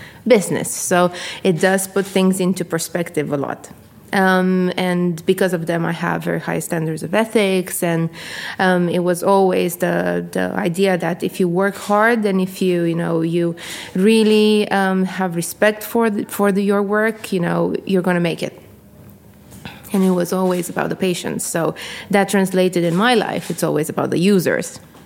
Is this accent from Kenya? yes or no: no; Constanța, Constanța County, Romania; moved away as an adult; also born or lived in United States; now in United Kingdom; I am from a country called Romania in Eastern Europe, from a city at the sea. It's called Constanța